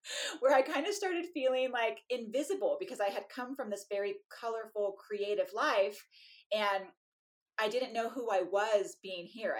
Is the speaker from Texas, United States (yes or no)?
no; California, United States; moved away; I was this lady from California